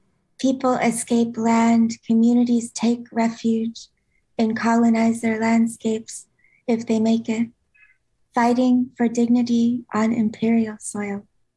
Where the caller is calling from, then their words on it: San Francisco, California, United States; San Francisco.